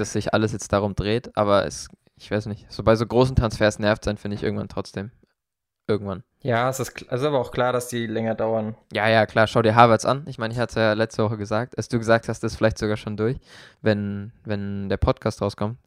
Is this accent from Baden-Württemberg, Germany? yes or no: yes; Karlsruhe, Baden-Württemberg, Germany; dass ich den Satz mal sage als Karlsruher